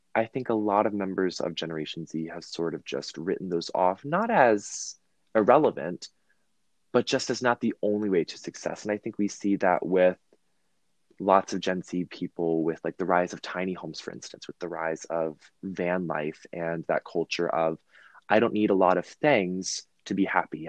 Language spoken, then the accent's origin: English; Virginia, United States; I'm from Virginia